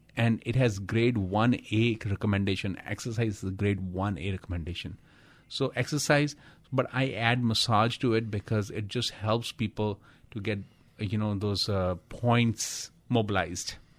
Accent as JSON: {"language": "English", "country": "India", "said": "I'm from India"}